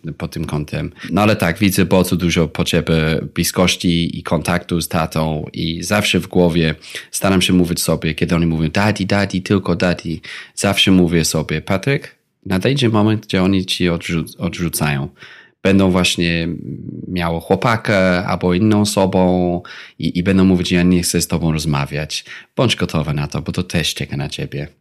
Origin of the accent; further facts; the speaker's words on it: England, United Kingdom; Polish is a second language; now in Poland; Ja pochodzę właśnie z Wielkiej Brytanii